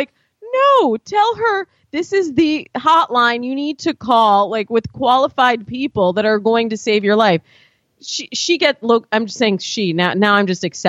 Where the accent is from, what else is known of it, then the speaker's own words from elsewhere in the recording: Michigan, United States; I grew up in Michigan.